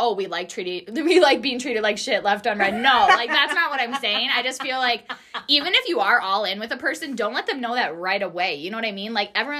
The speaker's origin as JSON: {"language": "English", "region": "Wisconsin", "country": "United States", "tie": "born or raised there", "said": "Wisconsin. Born and raised, baby."}